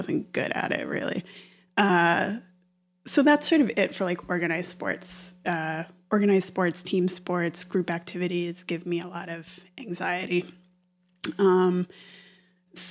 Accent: Stowe, Vermont, United States; moved away as an adult; now in New York, United States; I'm from Vermont. I'm from Stowe, Vermont, which is a ski resort. And, you know, we got out of school every day at noon or on Fridays at noon to go skiing every winter

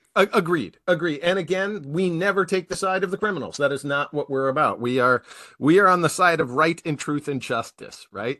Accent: Wisconsin, United States; I'm from Wisconsin

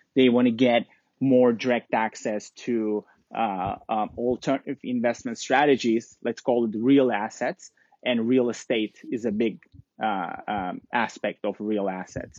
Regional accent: Istanbul, Turkey; also born or lived in London; now in New York, United States; I'm originally from Istanbul, Turkey

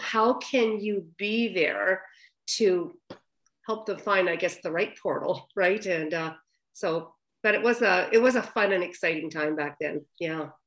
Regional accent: the Maritimes, Canada; moved away as an adult; also born or lived in Alberta / Vancouver; I was straight from the Maritimes

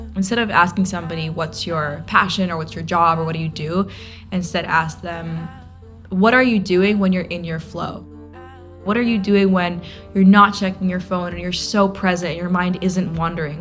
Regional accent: New York City, New York, United States; In New York, I could literally be 15 and playing in these cool clubs downtown

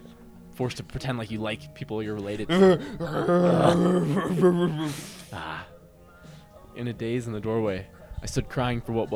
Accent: Reno, Nevada, United States; another inside baseball thing about the … is that we're from Reno, Nevada.

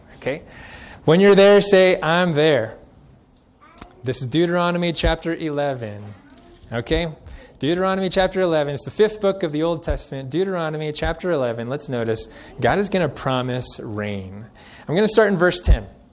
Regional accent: Central California, United States; now in Colorado, United States; I grew up in Central California

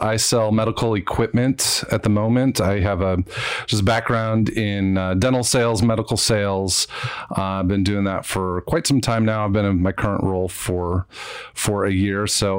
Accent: St. Louis suburb, Southern Illinois, United States; now in Portland, United States; So I grew up in Southern Illinois, right across the river from St. Louis. I grew up in a St. Louis suburb.

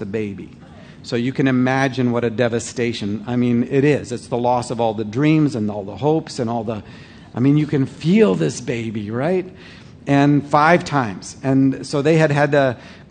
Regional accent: Canada; I'm a Canadian

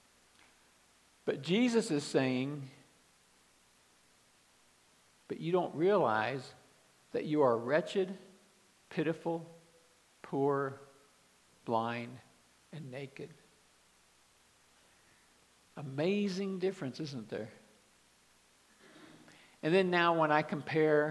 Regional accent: Kansas City, United States; moved away; also born or lived in Dallas, Texas; I grew up in Kansas City

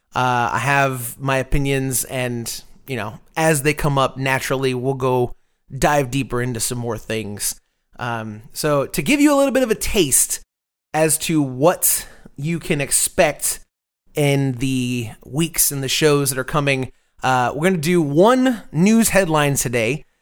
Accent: Tampa, Florida, United States; now in Austin, United States; I'm originally from Tampa, Florida

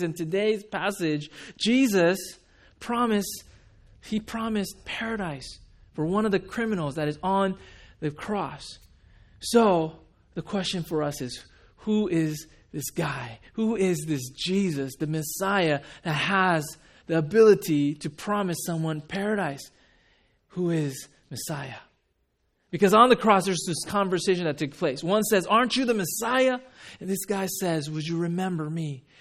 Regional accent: Huntington Beach, California, United States; also born or lived in Japan / Rochester, New York; I grew up in Huntington Beach

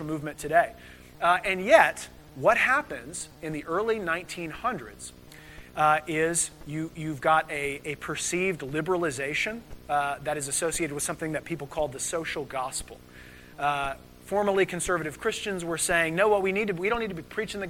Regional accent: United States; we're Americans

